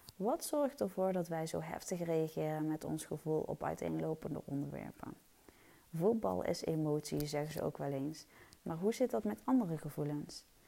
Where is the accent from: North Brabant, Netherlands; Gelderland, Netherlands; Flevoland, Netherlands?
North Brabant, Netherlands; Eindhoven; moved away as an adult; also born or lived in Stiphout, Helmond; now in Helmond, Netherlands; Ik ben geboren en getogen in Eindhoven